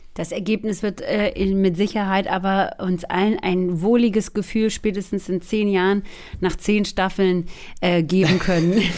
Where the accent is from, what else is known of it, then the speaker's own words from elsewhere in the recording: Swabia, Baden-Württemberg, Germany; Wir sind beide aus Schwäbinge, aus, äh, aus dem Schwaberländle